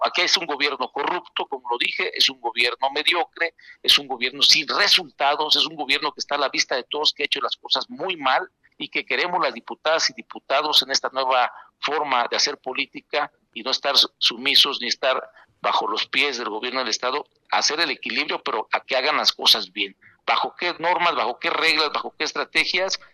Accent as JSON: {"language": "Spanish", "town": "Yautepec", "region": "Morelos", "country": "Mexico", "tie": "born or raised there", "said": "en mi pueblo, aquí en Yautepec"}